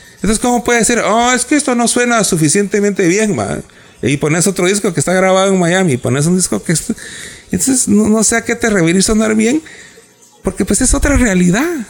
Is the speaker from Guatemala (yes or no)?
yes; Guatemala; los dos somos guatemaltecos